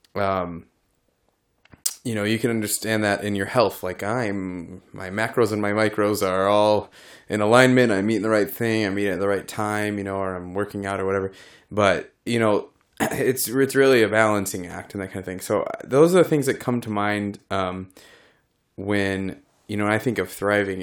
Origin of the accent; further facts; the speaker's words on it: Illinois, United States; I'm from Illinois